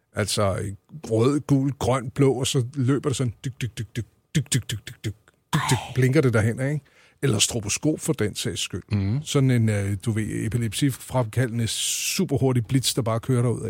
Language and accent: Danish; Lejre, Zealand, Denmark; lejre, hvor jeg voksede op